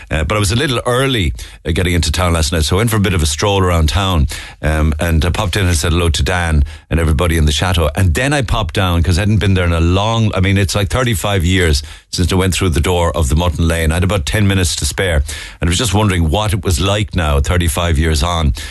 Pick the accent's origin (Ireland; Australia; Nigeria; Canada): Ireland; Cork, Munster; now in France; We're both from Cork originally, but now we're living in a small town in France near Toulouse and Bordeaux. We've lived here for seven years, and we haven't made it home for the last five Christmases.